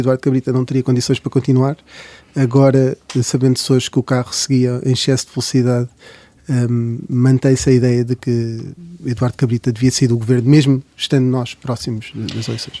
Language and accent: Portuguese; Salvaterra de Magos, Santarém District, Portugal; eu de Terra de Magos, portanto há aqui uma maioria ribatejana